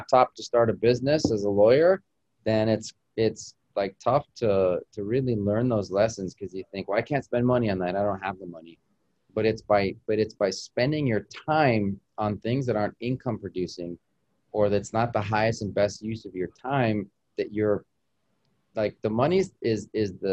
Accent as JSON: {"language": "English", "town": "Albuquerque", "region": "New Mexico", "country": "United States", "tie": "born or raised there", "moved": "as an adult", "lives_now": "Miami, United States", "said": "I grew up in Albuquerque, you know, the great Southwest"}